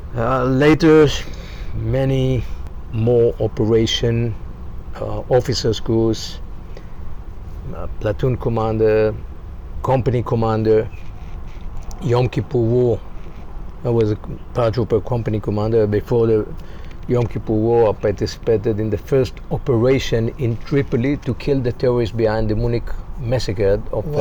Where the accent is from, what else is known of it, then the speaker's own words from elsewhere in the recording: Rishon LeZion, Central District, Israel; also born or lived in Haifa, Israel; I born in Israel, 1951. Educated in uh, Rishon LeZion elementary school, and later moved to Haifa from ah. 14 to 18